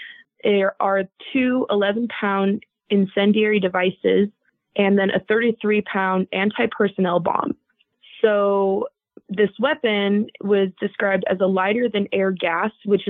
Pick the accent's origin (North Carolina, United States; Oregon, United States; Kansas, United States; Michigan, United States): Oregon, United States; also born or lived in Southern California / New Mexico; now in Utah, United States; that was about 45 minutes from where I grew up in Oregon.